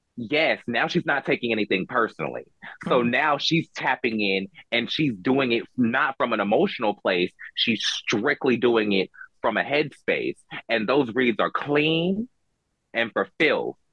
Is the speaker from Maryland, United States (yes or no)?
no; Georgia, United States; I grew up in the suburbs of Georgia